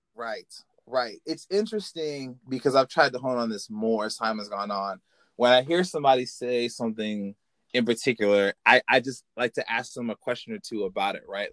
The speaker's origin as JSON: {"language": "English", "region": "Illinois", "country": "United States", "said": "I'm from Illinois"}